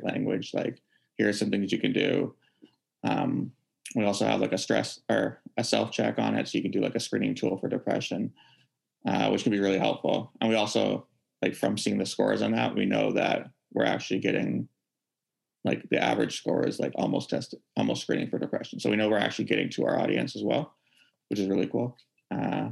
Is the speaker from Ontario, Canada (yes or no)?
no; Vancouver, British Columbia, Canada; born and raised in Vancouver